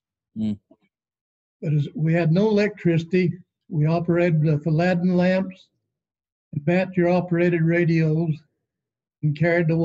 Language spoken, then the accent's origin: English; Fillmore, Utah, United States; I was born in Fillmore. And my father, he purchased some land west of Fillmore and proved up on it